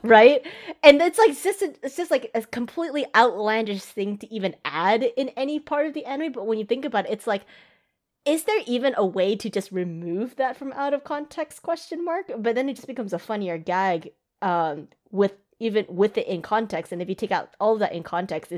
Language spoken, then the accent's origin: English; United States; as an American